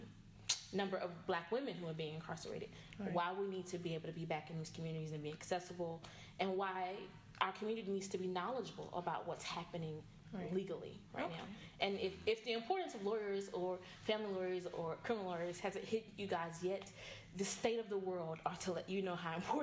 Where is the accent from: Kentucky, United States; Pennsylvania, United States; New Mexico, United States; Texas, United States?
Texas, United States; Dallas; also born or lived in Houston; I was born and raised here in Dallas. I grew up in Oak Cliff, educated in DISD schools.